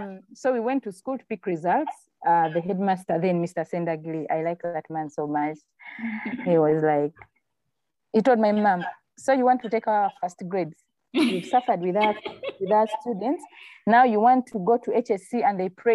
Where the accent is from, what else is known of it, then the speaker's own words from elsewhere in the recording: Masaka, Uganda; I come from Masaka